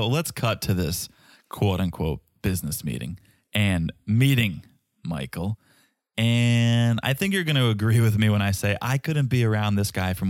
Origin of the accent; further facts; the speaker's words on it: Albania; I'm from Albania. Who cares about Cape Verde?